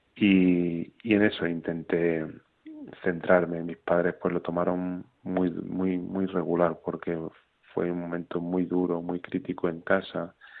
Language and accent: Spanish; Extremadura, Spain; yo soy extremeño, vivo cerca de Guadalupe